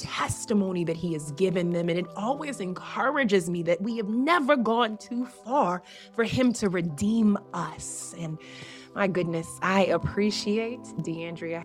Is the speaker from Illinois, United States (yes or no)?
yes; Southern Illinois, United States; moved away as an adult; now in Las Vegas, United States; I am from Southern Illinois.